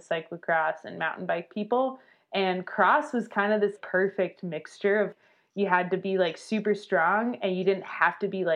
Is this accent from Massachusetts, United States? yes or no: no; Albuquerque, New Mexico, United States; moved away as an adult; also born or lived in Durango, Colorado; I grew up in Albuquerque